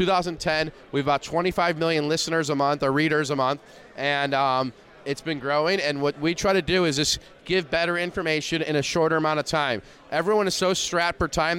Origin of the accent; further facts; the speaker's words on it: Detroit, Michigan, United States; I'm from Detroit, Michigan